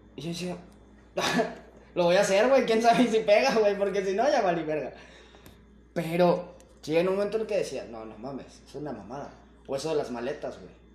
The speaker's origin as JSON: {"language": "Spanish", "country": "Mexico", "said": "a veces te me arrepiento de ser mexicano, güey. Pero me amo siendo mexicano."}